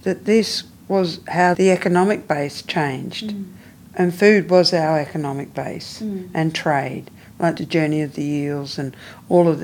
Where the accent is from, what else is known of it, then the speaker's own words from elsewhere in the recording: Melbourne, Victoria, Australia; I'm from the Yellicott Willem, which is part of Melbourne